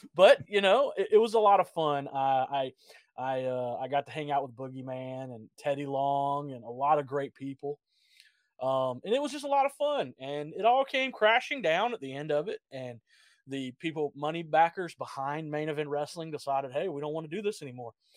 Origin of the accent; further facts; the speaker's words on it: Georgia, United States; I grew up in Georgia